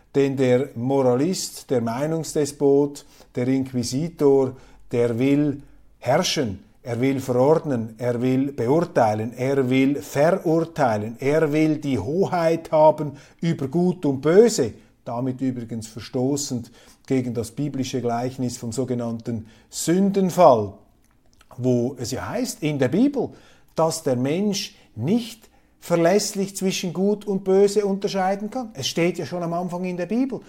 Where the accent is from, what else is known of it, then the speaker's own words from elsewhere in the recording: Switzerland; als Schweizer, ich bin ja ein Kleinstaatler